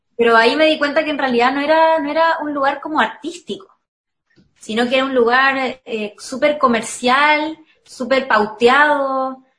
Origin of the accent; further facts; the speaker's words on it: Viña del Mar, Valparaíso, Chile; soy de Viña